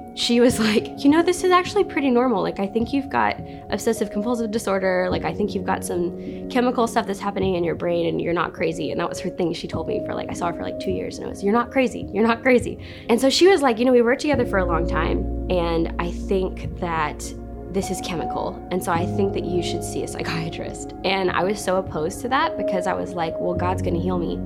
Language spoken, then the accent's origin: English; Western North Carolina, United States; I'm from Western North Carolina, little tiny town, middle of nowhere. Grew up in a really big family